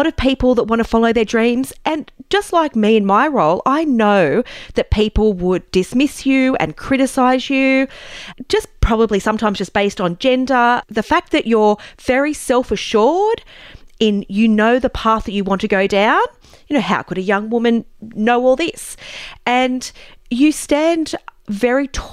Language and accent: English; Newcastle, New South Wales, Australia; I grew up in Newcastle as well